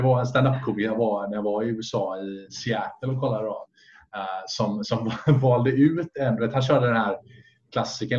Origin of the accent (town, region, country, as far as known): Sweden